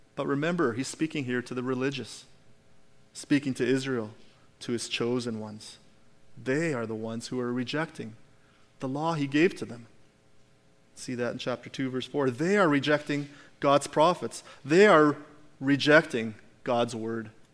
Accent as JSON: {"language": "English", "region": "Alberta", "country": "Canada", "said": "we're Canadian. We're Albertans."}